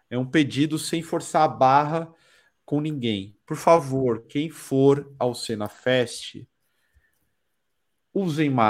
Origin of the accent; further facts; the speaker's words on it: Brazil; Eu sou do mundo, eu sou do Brasil, eu sou do desalmado.